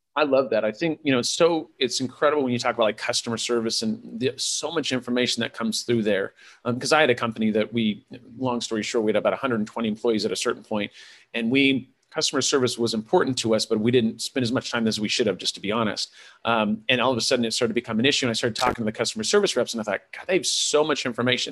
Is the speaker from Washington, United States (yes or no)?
no; California, United States; was raised by hippies in California